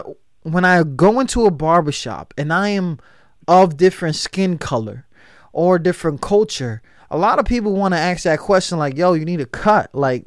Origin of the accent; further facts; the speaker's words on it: Chicago, Illinois, United States; Everybody's from The Go. I'm from The Go, all right?